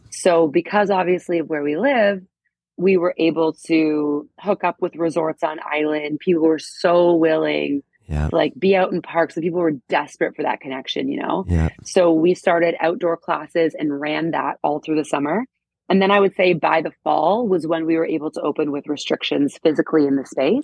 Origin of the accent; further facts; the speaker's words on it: Toronto, Ontario, Canada; moved away as an adult; now in Bermuda; I am from Toronto, Canada. That is home for me.